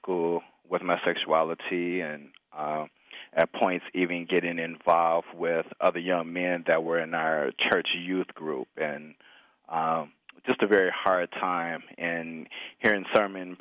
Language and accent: English; Chicago, Illinois, United States; I grew up in the Midwest in the suburbs of Chicago